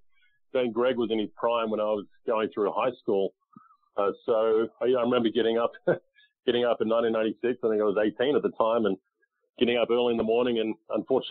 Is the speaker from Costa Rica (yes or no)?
no; Australia; moved away as an adult; now in United States; I grew up in Australia playing golf and then moved to the U.S. In 2001.